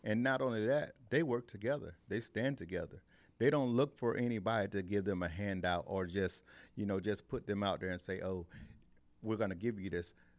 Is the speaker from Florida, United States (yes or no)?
yes; Eustis, Florida, United States; I'm from Eustis